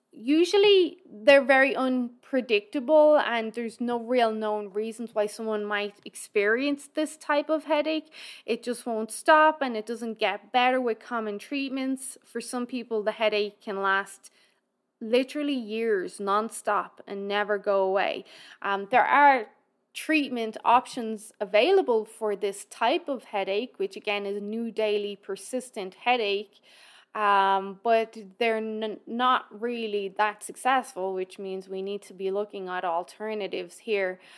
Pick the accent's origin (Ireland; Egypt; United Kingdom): Ireland; now in Alberta, Canada; we're all Irish